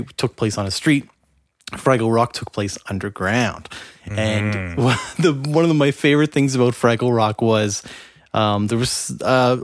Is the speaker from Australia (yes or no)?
no; Canada; being Canadian